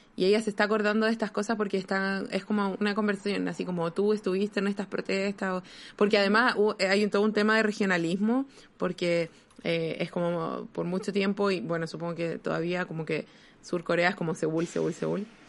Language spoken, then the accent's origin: Spanish; Chile; moved away; creciendo en Chile, uno crece pensando en la dictadura